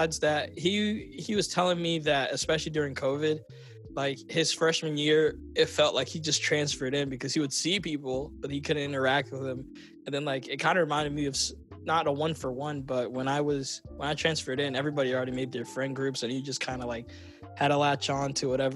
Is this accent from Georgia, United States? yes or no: yes; Roswell, Georgia, United States; all of us, like, growing up in Roswell